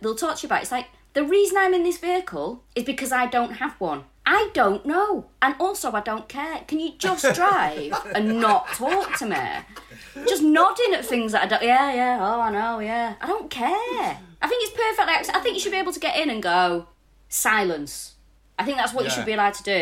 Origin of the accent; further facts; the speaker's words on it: Manchester, North West England, United Kingdom; moved away as an adult; now in London, United Kingdom; I'm from Manchester